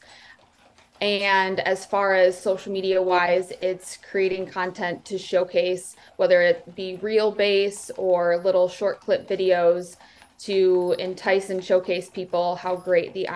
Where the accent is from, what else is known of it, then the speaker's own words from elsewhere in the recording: Traverse City, Michigan, United States; I grew up in Traverse City, Michigan